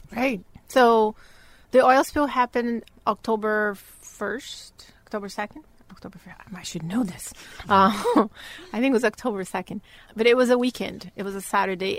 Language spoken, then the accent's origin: English; Bahia, Brazil; moved away as an adult; So I'm originally from Brazil, born and raised in the northeast of Brazil, in a state called Bahia